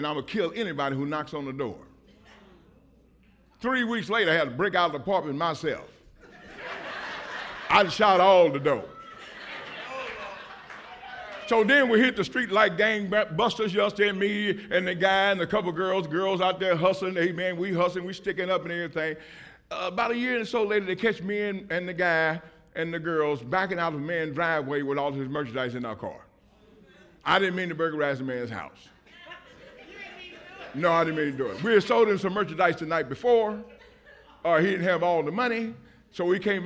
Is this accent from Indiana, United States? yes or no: yes; Indianapolis, Indiana, United States; I'm from Indianapolis, Indiana